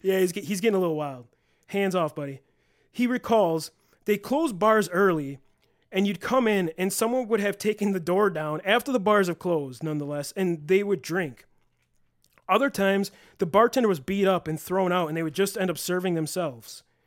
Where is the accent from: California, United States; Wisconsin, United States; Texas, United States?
Wisconsin, United States; Elkhorn; I was also born in Elkhorn, Wisconsin, and attended the Elkhorn Area School District